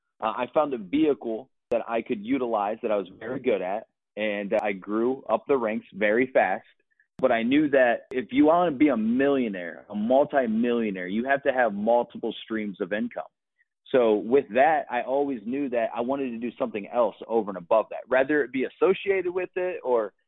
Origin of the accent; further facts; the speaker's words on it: Akron, Ohio, United States; moved away as an adult; also born or lived in Los Angeles, California; I moved from Ohio, where I'm originally from, Akron, Ohio, all the way to Los Angeles, California